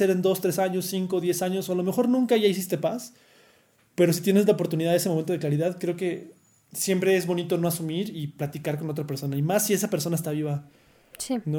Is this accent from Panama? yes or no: yes; Panama; De hecho, no lo quería decir, pero yo soy panameño.